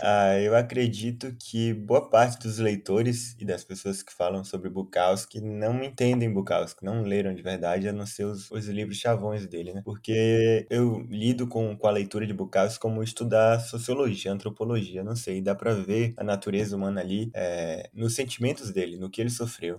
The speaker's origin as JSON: {"language": "Portuguese", "town": "Salvador", "region": "Bahia", "country": "Brazil", "tie": "born or raised there", "said": "eu cresci em Estelamares, como você, é, bairro distante do centro de Salvador"}